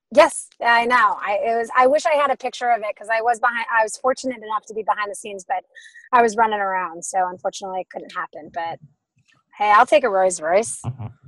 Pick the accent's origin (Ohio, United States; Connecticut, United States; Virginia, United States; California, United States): Ohio, United States; Cleveland; now in Los Angeles, United States; I grew up in Cleveland, um, a bit of the east side, so about 20 minutes from downtown